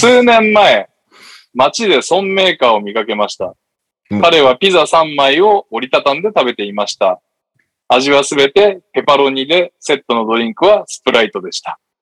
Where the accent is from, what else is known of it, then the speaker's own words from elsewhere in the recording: Yokohama, Kanagawa, Japan; moved away; 生まれた育ちは横浜ですけど、住んでないですね